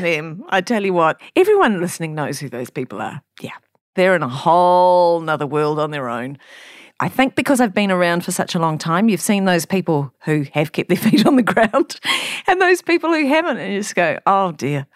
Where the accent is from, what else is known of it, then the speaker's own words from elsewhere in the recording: New Zealand; I'm a Kiwi, and I'm broadcasting to other Kiwis